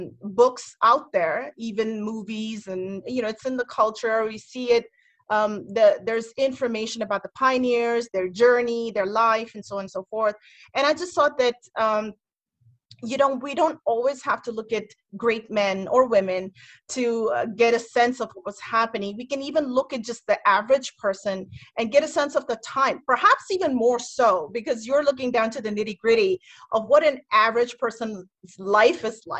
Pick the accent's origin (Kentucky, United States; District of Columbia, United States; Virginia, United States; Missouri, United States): District of Columbia, United States; And as I mentioned, I'm currently in Maryland and I come from the Metro DC area. So that's home for me.